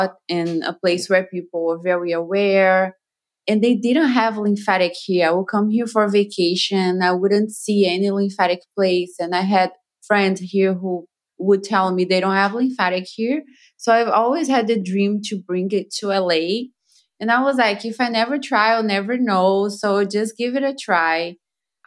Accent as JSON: {"language": "English", "country": "Brazil", "second_language": "English", "moved": "as an adult", "lives_now": "Beverly Hills, United States", "said": "I am from Brazil. I learned everything in Brazil."}